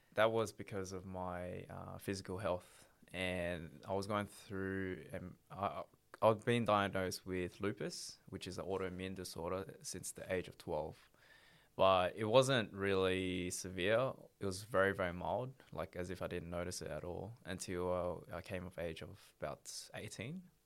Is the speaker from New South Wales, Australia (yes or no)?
no; Melbourne, Victoria, Australia; originally uh, from Melbourne, born born and raised in Melbourne